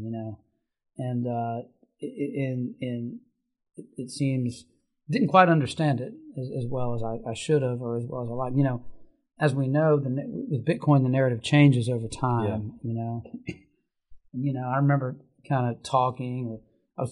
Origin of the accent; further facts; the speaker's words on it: Lexington, Kentucky, United States; I grew up in Lexington, not too far from here where we sit